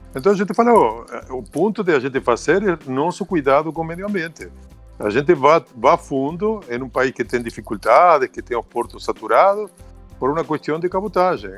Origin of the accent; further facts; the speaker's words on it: Argentina; accent: Argentine; Portuguese is a second language; moved away as an adult; also born or lived in Miami; now in São Paulo, Brazil; eu sou argentino, mas moro aqui no Brasil mais de 15 anos